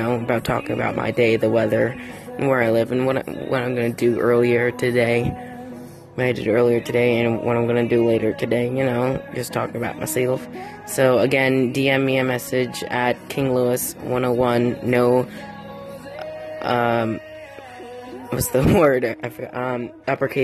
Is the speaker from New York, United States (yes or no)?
yes; New York, United States; I'm from New York